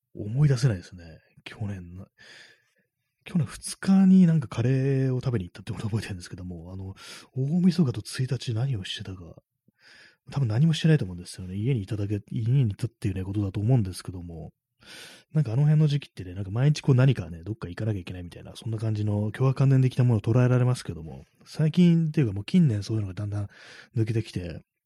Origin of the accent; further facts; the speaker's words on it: Tokyo, Japan; 東京出身の私